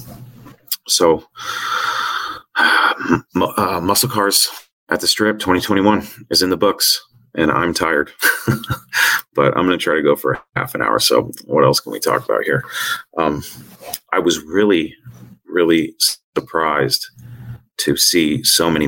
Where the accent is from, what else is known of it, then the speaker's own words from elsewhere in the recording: north of Seattle, Washington, United States; I'm from Washington, north of Seattle, and we don't get heat like